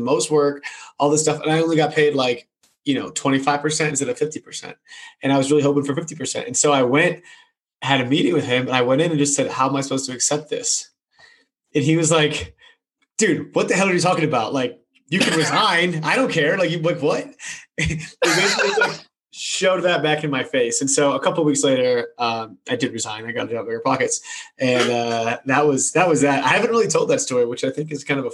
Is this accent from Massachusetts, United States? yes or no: yes; Massachusetts, United States; moved away as an adult; also born or lived in California; born and raised in Massachusetts, went out to California